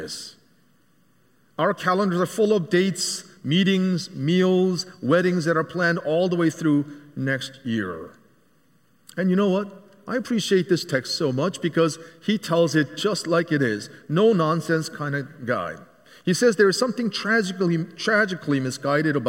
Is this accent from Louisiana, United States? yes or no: no; Philadelphia, Pennsylvania, United States; moved away as an adult; also born or lived in Korea; now in Nashville, United States; I'm from Philadelphia, born in Korea, grew up in the city of the brotherly love